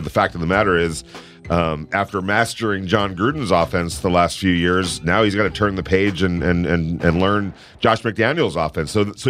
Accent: Ventura, California, United States; I remember when I was a kid growing up in Ventura, California

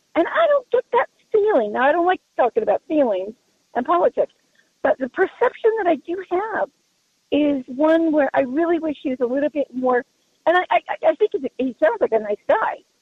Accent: Colorado, United States; I'm from Colorado, been around a long time.

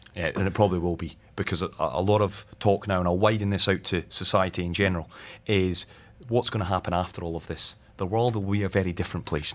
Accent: Scotland, United Kingdom; speaking as a Scotsman

